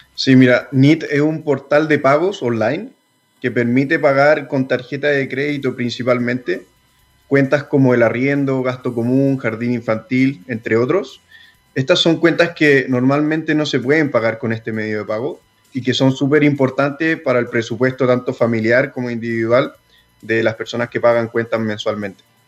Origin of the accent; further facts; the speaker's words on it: San Felipe, Valparaíso, Chile; moved away as an adult; also born or lived in Santiago; Nosotros somos de San Felipe, somos de provincia y cuando nos tuvimos que venir a estudiar a la universidad